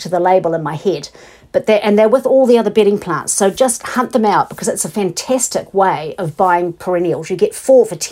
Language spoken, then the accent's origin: English; Invercargill, Southland, New Zealand; my childhood and teenage years growing up in Invercargill